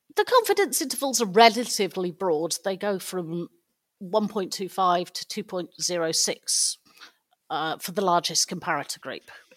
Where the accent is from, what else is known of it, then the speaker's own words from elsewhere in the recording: United Kingdom; being British